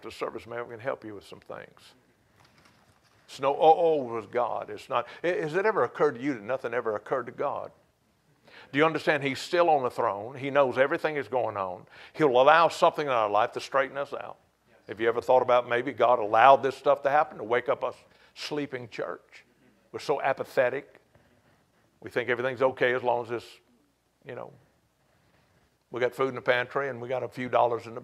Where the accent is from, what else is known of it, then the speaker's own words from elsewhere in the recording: United States; We're so American